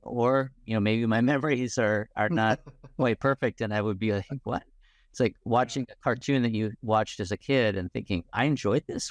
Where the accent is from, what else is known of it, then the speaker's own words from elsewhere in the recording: Indiana, United States; I grew up in Indiana